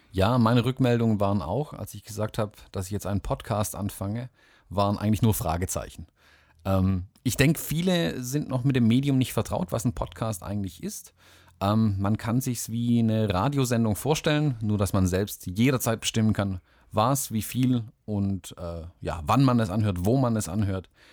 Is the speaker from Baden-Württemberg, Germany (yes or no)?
yes; Swabia, Baden-Württemberg, Germany; also born or lived in Southern United States; als Schwabe